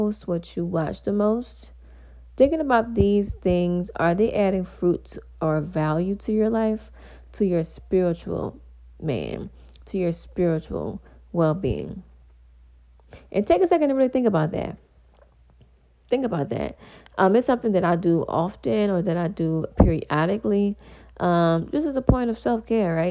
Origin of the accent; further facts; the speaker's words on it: Louisiana, United States; I am from Louisiana